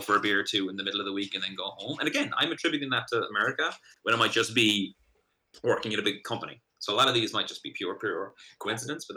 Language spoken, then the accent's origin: English; Ireland; moved away as an adult; also born or lived in United States; now in Boston, United States; being an Irishman over here.